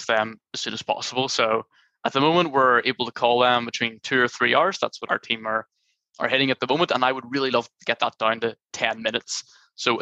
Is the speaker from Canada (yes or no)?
no; Ireland; I'm from Ireland